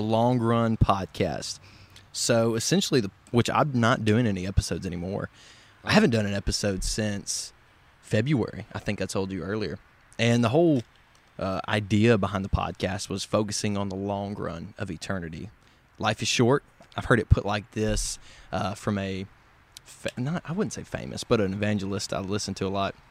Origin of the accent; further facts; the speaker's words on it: Covington, Tennessee, United States; now in Memphis, United States; I am from the West Tennessee area, about forty-five mile, forty-five miles north of Memphis, small town